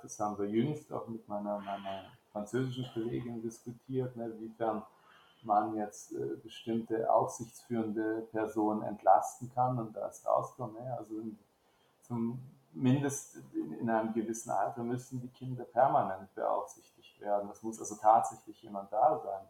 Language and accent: German; Baden-Württemberg, Germany; moved away as an adult; now in France; ich komme aus Baden-Württemberg